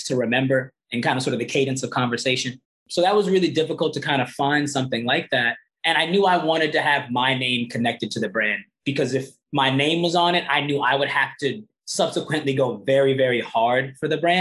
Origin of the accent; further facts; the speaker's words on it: New York City, New York, United States; Born in Brooklyn, raised in Brooklyn.